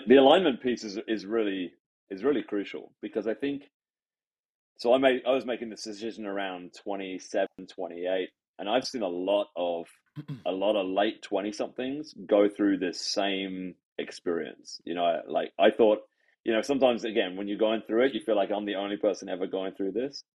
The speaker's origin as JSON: {"language": "English", "region": "England", "country": "United Kingdom", "tie": "born or raised there", "also_born_or_lived": "Sydney, Australia", "moved": "yes", "lives_now": "Canada", "said": "I grew up in England"}